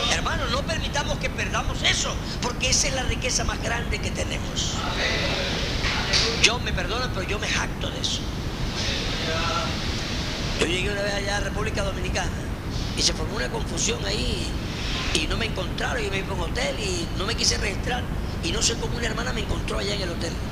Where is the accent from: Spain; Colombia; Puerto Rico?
Colombia; hermana, cálmese, usted y yo somos colombianos.